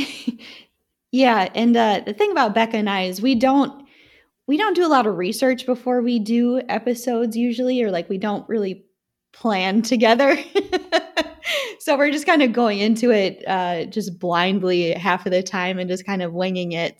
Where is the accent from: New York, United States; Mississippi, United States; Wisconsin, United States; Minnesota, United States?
Wisconsin, United States; growing up in Wisconsin